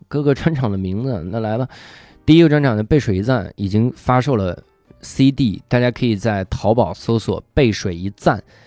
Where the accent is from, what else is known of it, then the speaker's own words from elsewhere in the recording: China; 我是一个中国的单口喜剧演员